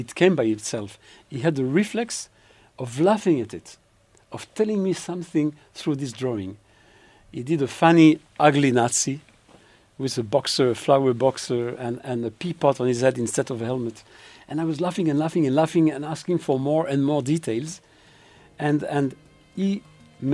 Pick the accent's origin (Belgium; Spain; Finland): Belgium; now in Israel; I grew up in Belgium